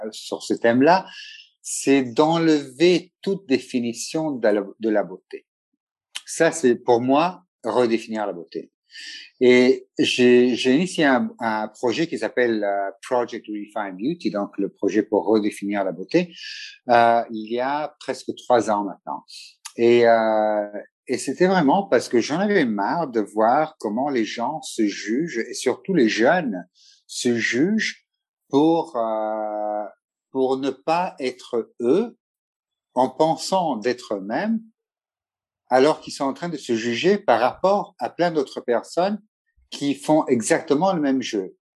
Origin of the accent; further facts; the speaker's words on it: Italy; first language Italian; French is a second language; also born or lived in Montpellier / London / Ethiopia; Oui, italien. Donc, italien, c'est ma première langue. Le français, c'est ma deuxième langue, vu que j'ai fait toutes mes études euh, dans les écoles françaises.